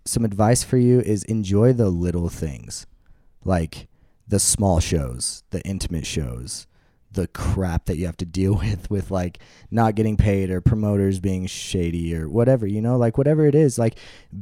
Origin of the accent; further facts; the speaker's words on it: Midwest, United States; I'm from the Midwest